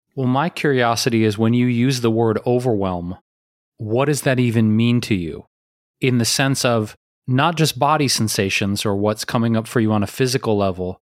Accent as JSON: {"language": "English", "town": "Detroit", "region": "Michigan", "country": "United States", "tie": "born or raised there", "said": "growing up in Detroit"}